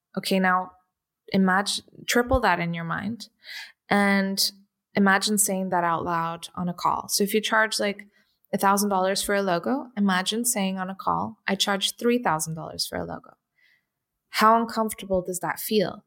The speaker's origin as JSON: {"language": "English", "region": "London", "country": "United Kingdom", "tie": "born or raised there", "also_born_or_lived": "Portugal", "said": "I grew up in London and I went to, uh, Saint Marylebone School for performing arts"}